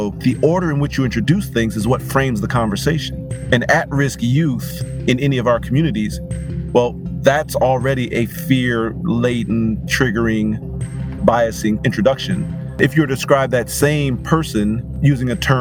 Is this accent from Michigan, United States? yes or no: yes; Pontiac, Michigan, United States; I was born and raised in Pontiac, Michigan